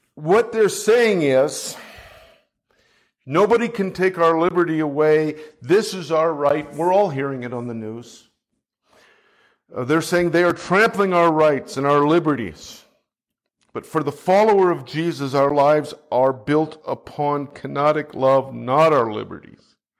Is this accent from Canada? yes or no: yes; Canada; now in United States; I'm a Canadian